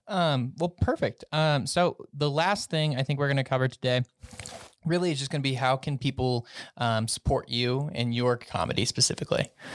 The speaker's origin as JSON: {"language": "English", "region": "Colorado", "country": "United States", "said": "I'm from Colorado"}